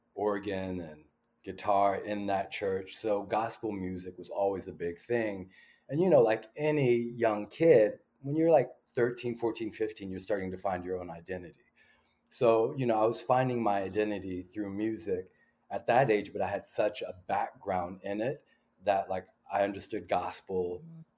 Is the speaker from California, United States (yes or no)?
yes; Pasadena, California, United States; grew up in Pasadena, California.